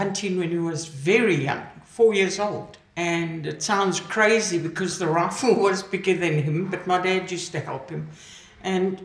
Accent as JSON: {"language": "English", "town": "Mutare", "region": "Manicaland", "country": "Zimbabwe", "tie": "born or raised there", "moved": "yes", "lives_now": "South Africa", "said": "In Zimbabwe, Southern Rhodesia, when I was a child. What they call now Mutari, but it was Umtali when I was a child"}